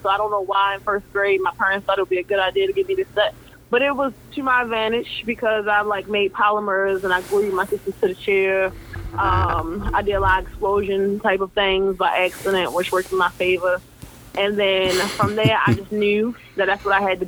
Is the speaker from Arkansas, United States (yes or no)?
no; Baltimore, Maryland, United States; I'm from Baltimore, Maryland.